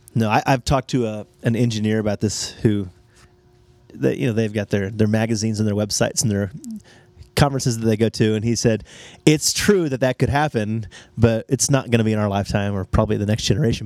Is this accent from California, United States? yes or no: no; Texas, United States; I grew up Southern Baptist evangelical, state of Texas